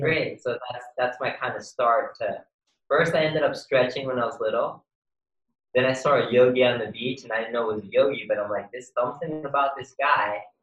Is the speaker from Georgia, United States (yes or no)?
no; New York City, New York, United States; now in Los Angeles, United States; I was born and raised in Queens, New York